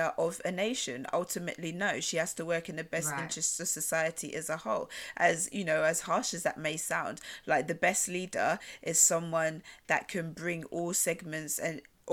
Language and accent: English; United Kingdom; We're Black British women